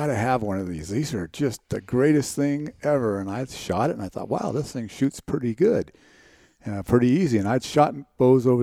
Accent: Langlois, Oregon, United States; also born or lived in Gold Beach, Oregon / Roseburg, Oregon; Grew up in, I'm actually from Langlois, Oregon

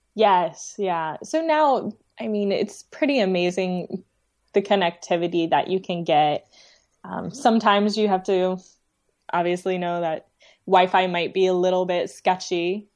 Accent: Dayton, Ohio, United States; my hometown, um, in Dayton, Ohio

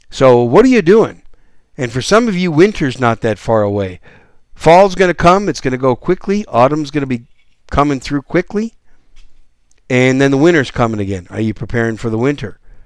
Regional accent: Green Bay, Wisconsin, United States; moved away as an adult; also born or lived in New York City; now in San Antonio, United States; I was born in New York City, but when I was three years old, we moved to Wisconsin, and I was raised just outside of Green Bay, Wisconsin, in the cold weather.

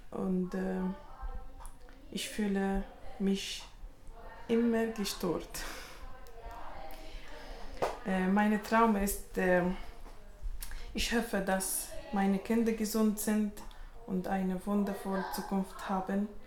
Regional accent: Tunisia; first language Arabic; German is a second language; now in Switzerland; Ich komme aus Tunesien. Meine Muttersprache ist Arabisch. Äh, ich, ich spreche Arabisch und Französisch.

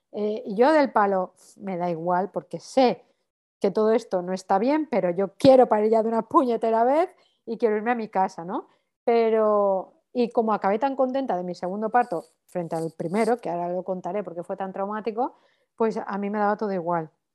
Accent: Valencia, Valencian Community, Spain; moved away as an adult; now in Barcelona, Spain; soy de Valencia, pero hace 14 años que vivo en Barcelona

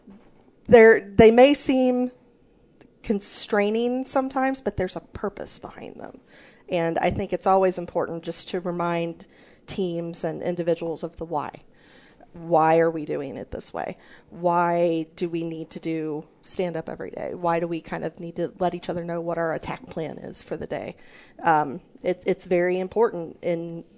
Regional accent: near St. Louis, Missouri, United States; When I was growing up, I grew up near St. Louis, Missouri, and we had Six Flags there.

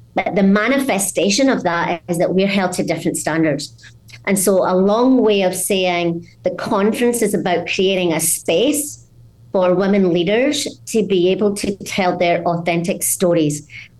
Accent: Scotland, United Kingdom; What really is my story is I grew up in Scotland in a small mining village where there was a very guttural use of language that outside of there is quite hard to understand.

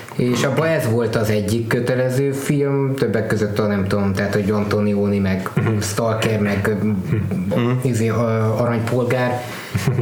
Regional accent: Transylvania, Romania; ahogy így felnőttem Erdélybe

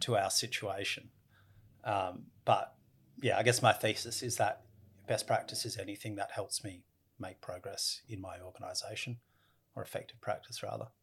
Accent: Australia; I come from Australia and we have the uh, oldest continuous culture in the world

